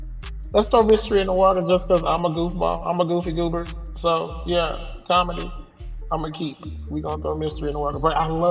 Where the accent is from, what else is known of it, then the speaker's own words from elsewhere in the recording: Texas, United States; I'm from Texas, man.